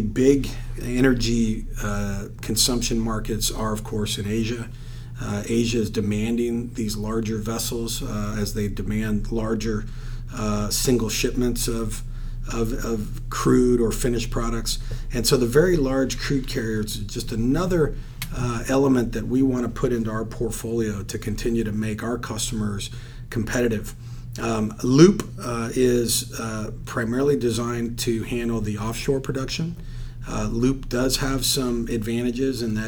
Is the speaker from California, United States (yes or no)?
yes; California, United States; moved away as an adult; now in Texas, United States; I'm a native Californian